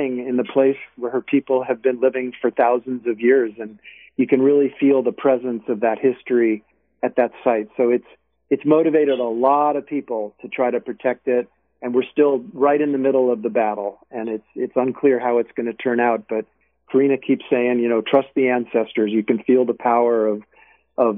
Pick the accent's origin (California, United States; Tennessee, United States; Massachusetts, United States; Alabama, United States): California, United States; Berkeley; right here in my hometown.